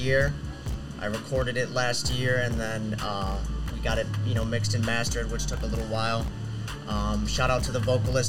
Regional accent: Wheeling, Illinois, United States; now in Waukegan, United States; Well, I'm from Wheeling, Illinois.

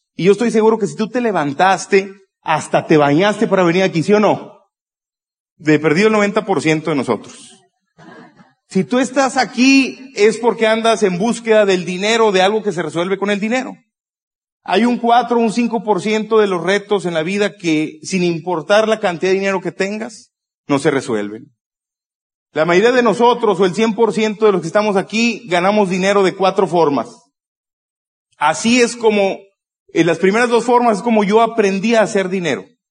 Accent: Monterrey, Nuevo León, Mexico; yo soy de Monterrey

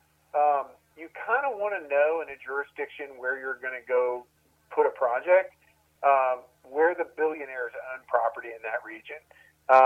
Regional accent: Maryland, United States; now in Columbia, United States; I grew up in Maryland

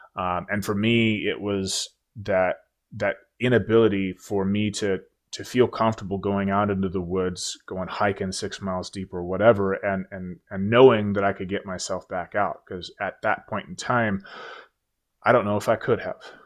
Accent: Oregon, United States; moved away as an adult; I move back home to my home state of Oregon

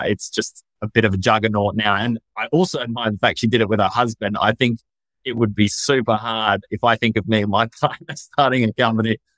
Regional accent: Australia; moved away as an adult; also born or lived in London; I was born and raised in Australia.

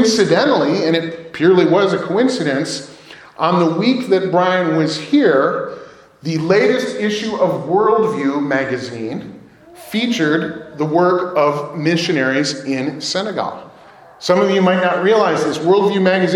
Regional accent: United States; especially as American Christians

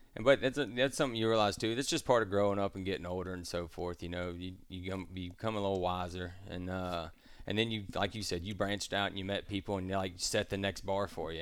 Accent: Star, Mississippi, United States; also born or lived in Pascagoula, Mississippi; I grew up landlocked in Starr, Mississippi, uh, nowhere near the ocean, but my, I was born in Pascagoula

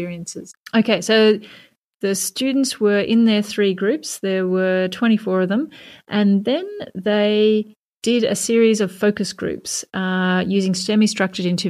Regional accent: Canada; I'm a Canadian.

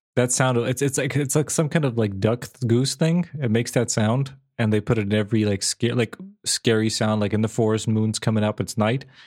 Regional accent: Serbia; moved away as an adult; I was born and raised in Serbia for eighteen

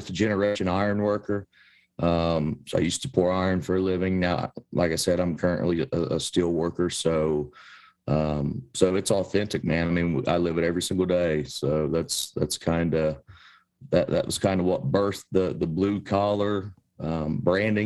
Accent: Appalachia, United States; us here in Appalachia

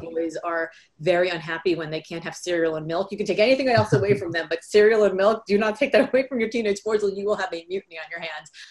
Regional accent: Miami, Florida, United States; also born or lived in New York / California; now in Boston, United States; I grew up in Miami, Florida. So I live in Boston now, but I spent my formative years. I was born in New York, but my formative years in Miami.

